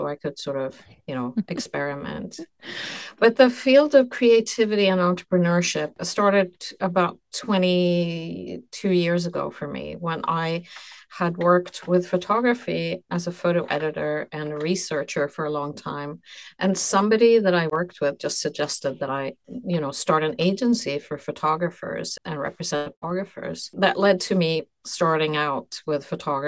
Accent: Stockholm, Sweden; now in New York City, United States; I was born in Sweden and I lived in Stockholm before by chance just came to New York City

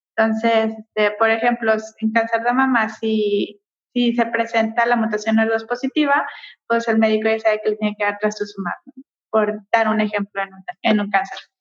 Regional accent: Mexico; nosotros somos mexicanos

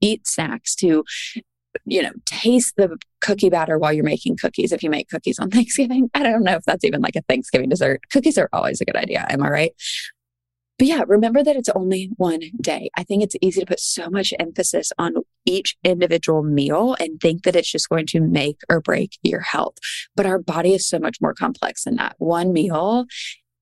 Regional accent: Charleston, South Carolina, United States; I'm from Charleston

